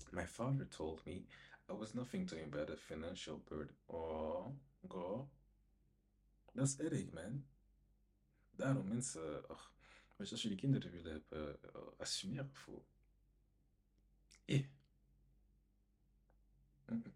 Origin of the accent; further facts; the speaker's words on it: DR Congo; hij is naar Congo gegaan, ik ben zelf Congolees.